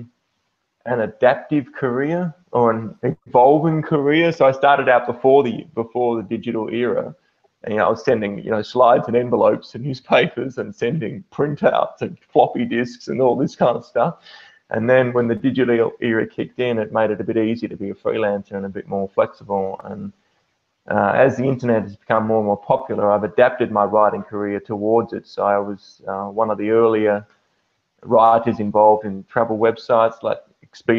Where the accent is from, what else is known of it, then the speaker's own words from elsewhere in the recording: Perth, Western Australia, Australia; now in Germany; I'm from Australia